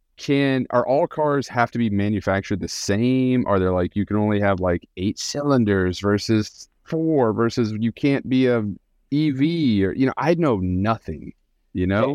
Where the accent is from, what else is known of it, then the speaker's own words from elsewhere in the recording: Kansas, United States; moved away; I'm from Kansas originally